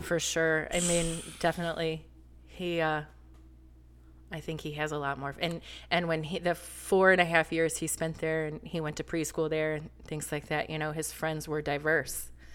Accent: Flint, Michigan, United States; moved away; also born or lived in North Carolina; I'm from Flint

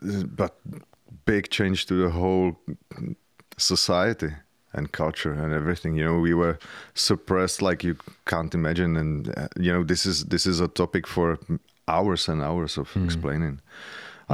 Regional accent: Czechia; I grew up in communism

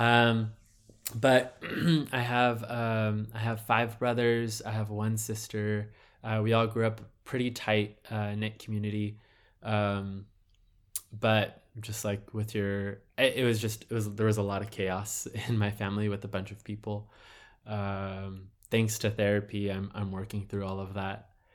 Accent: Southern California, United States; I was born in Southern California

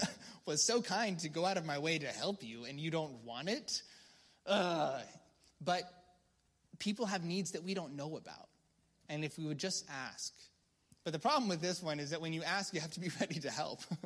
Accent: United States; I'm a Christian first before I'm, I'm an American

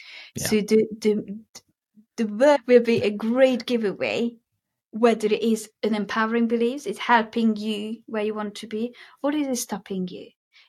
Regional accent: Hungary; accent: Hungarian; English is a second language; where is that accent from? And then I tell them that, well, originally it is from Hungary, but it is my … accent. And I am very, very proud of it.

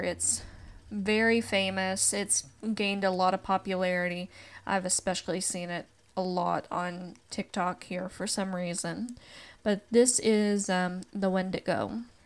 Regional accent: Appalachia, Tennessee, United States; growing up in the South and growing up in the Appalachian region

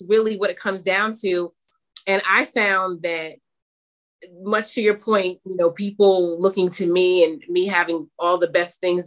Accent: Summit, New Jersey, United States; my friend group that I grew up with in Summit, New Jersey.

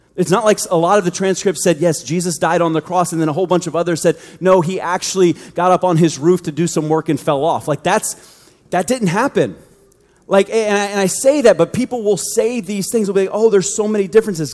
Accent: United States; we grew up in the United States

